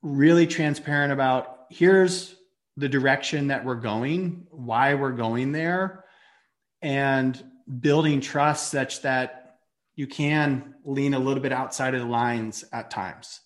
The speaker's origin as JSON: {"language": "English", "town": "Atlanta", "region": "Georgia", "country": "United States", "tie": "born or raised there", "also_born_or_lived": "New York", "moved": "as an adult", "said": "I grew up in Atlanta"}